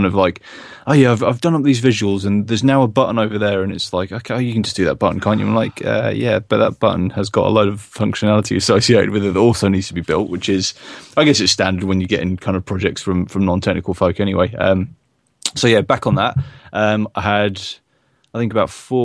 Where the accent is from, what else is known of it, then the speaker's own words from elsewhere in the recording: South of England, United Kingdom; also born or lived in Stockport; my whole family's northern. I'm the only southern in my family.